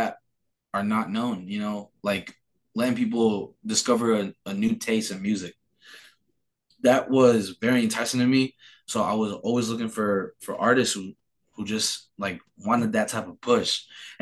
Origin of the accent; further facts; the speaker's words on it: New Mexico, United States; also born or lived in Phoenix, Arizona; they chose to live in New Mexico. So we moved down here, and I've been living here ever since I moved from Phoenix.